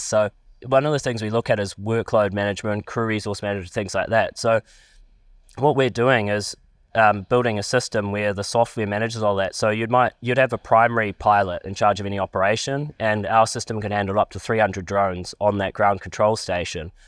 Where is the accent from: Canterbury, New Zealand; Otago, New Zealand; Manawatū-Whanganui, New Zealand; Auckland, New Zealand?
Manawatū-Whanganui, New Zealand; Palmerston North; I'm from Palmerston North.